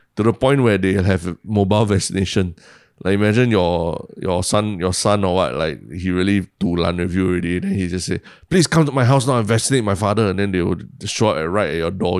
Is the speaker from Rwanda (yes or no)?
no; Singapore; as a Singaporean